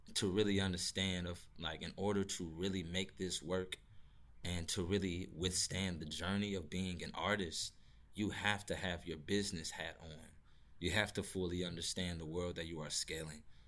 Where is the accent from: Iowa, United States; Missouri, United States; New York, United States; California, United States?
Missouri, United States; St. Louis; I'm from Saint Louis, Missouri